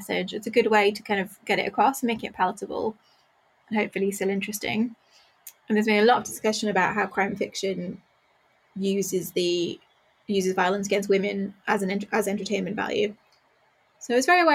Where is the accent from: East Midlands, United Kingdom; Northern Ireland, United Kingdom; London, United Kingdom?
Northern Ireland, United Kingdom; I grew up in Northern Ireland, but I grew up in a border town, so it's not very far